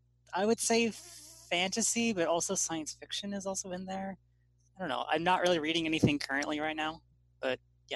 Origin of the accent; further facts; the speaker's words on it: Southern California, United States; I'm from Southern California.